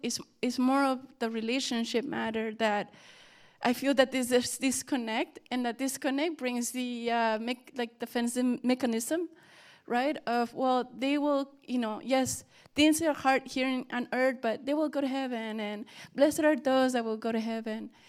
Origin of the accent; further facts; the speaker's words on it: Mexico; moved away; we grew up in Mexico